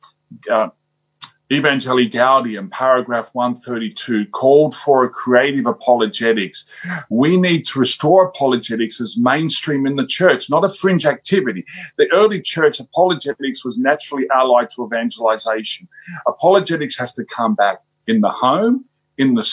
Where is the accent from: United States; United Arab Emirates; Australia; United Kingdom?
Australia; I'm from Australia